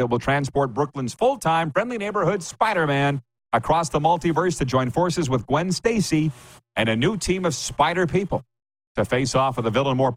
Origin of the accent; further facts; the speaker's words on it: Regina, Saskatchewan, Canada; I'm from Regina